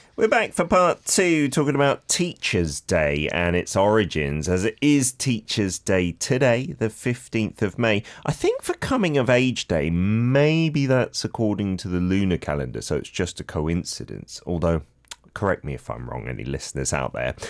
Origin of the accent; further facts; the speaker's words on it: London, United Kingdom; moved away; when I was growing up in London